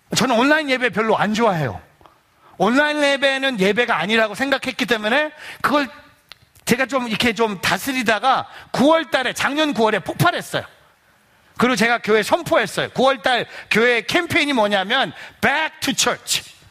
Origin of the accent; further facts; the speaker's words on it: South Korea; now in New Jersey, United States; 저는 어렸을 때 한국에서 감리교에서 자랐기 때문에